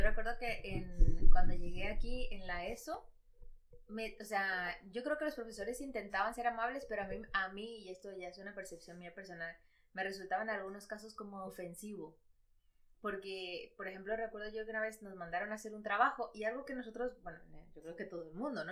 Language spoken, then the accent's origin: Spanish; Madrid, Community of Madrid, Spain; also born or lived in Ecuador; yo nací en Ecuador, pero he vivido aquí toda mi vida. Entonces digo, ¿de dónde soy? Pues yo madrileña